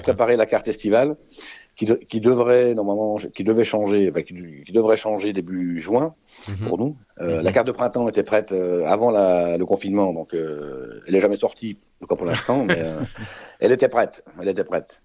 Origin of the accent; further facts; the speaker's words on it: Switzerland; chez nous, en Suisse